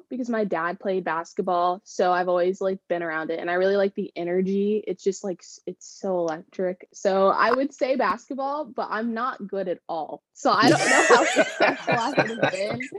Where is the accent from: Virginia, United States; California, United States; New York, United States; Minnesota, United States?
California, United States; El Segundo; also born or lived in Florida; I am from California. I grew up in El Segundo, and I moved around a lot, but I yeah, my hometown is definitely El Segundo.